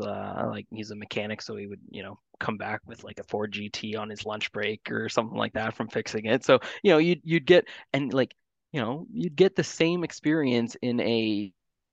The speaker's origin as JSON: {"language": "English", "town": "Hamilton", "region": "Ontario", "country": "Canada", "tie": "born or raised there", "said": "I'm from Hamilton, born and raised in Hamilton. I grew up in Stony Creek Mountain"}